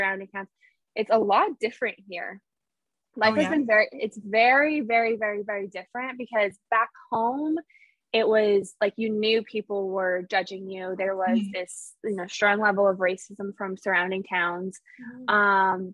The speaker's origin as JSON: {"language": "English", "town": "Maskwacis", "region": "Alberta", "country": "Canada", "tie": "born or raised there", "moved": "as an adult", "lives_now": "Los Angeles, United States", "said": "born and raised in Muscatchees, Alberta. I moved to LA 11 years ago now."}